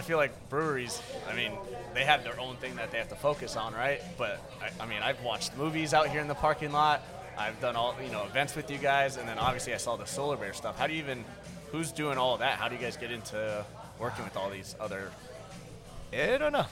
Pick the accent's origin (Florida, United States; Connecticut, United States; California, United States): Florida, United States; also born or lived in Virginia / Washington, D.C.; I was born and raised in Florida